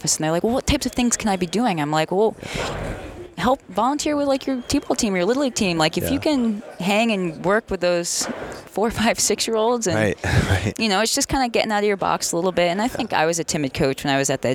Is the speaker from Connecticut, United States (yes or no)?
yes; Connecticut, United States; I'm from Connecticut, so I'm a diehard UConn basketball